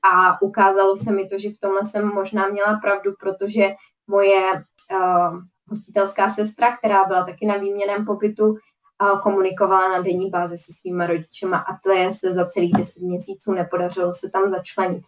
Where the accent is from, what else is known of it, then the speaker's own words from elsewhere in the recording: Czechia; já jako jediná Češka